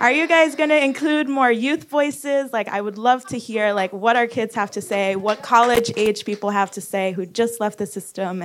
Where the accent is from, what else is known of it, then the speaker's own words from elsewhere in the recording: New York City, New York, United States; I'm from East New York on the Brownsville-East New York border, and I went to school in District 28